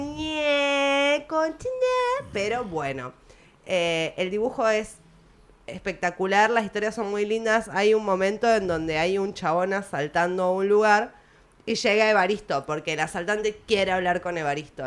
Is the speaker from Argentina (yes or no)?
yes; Argentina